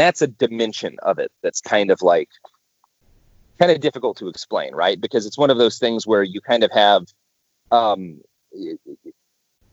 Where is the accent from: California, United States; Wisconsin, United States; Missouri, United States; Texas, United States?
Texas, United States; the South, near Waco; now in Portland, United States; I grew up in the South, right? Like, and Waco was, you know, I didn't grow up all that far from Waco